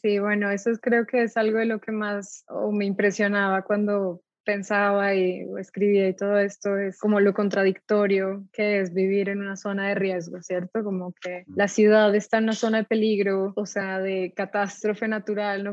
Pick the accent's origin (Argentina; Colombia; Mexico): Colombia; Pasto, Nariño; moved away as an adult; also born or lived in England; yo soy de Pasto, entonces crecí allá, eh, mi familia es de allá